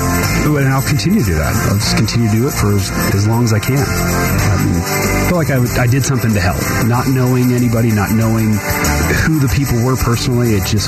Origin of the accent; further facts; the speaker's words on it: Phoenix, Arizona, United States; also born or lived in Colorado; now in California, United States; my hometown of Phoenix area